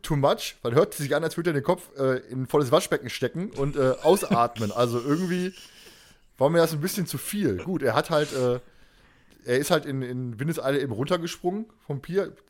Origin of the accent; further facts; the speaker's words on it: Germany; wir als Deutsche